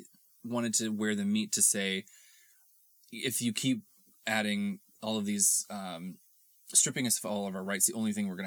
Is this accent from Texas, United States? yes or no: yes; Texas, United States; moved away; I come from Texas where we get kind of both